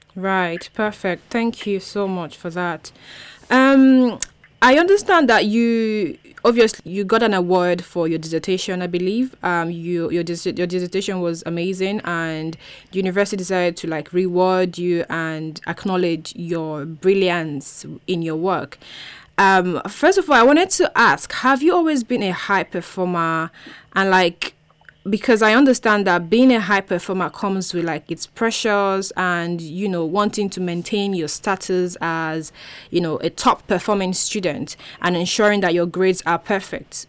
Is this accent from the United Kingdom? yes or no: no; Nigeria; i was the only nigerian there